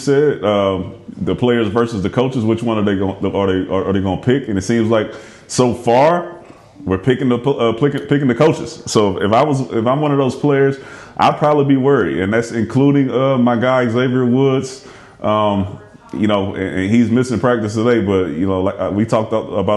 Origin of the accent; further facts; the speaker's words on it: Houston, Texas, United States; I'm from Houston